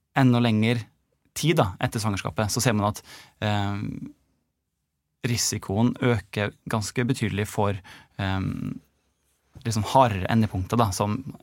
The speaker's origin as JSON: {"language": "Norwegian", "town": "Molde", "region": "Møre og Romsdal", "country": "Norway", "tie": "born or raised there", "also_born_or_lived": "Trondheim / Oslo", "moved": "as an adult", "lives_now": "United States", "said": "jeg er fra Molde. Eh, født og oppvokst."}